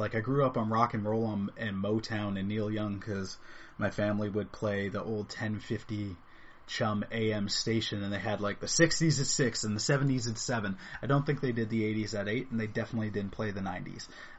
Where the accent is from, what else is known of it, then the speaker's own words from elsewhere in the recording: East York, Ontario, Canada; I was born and raised in East York from an awesome mom, a great aunt, and while he was alive, an awesome dad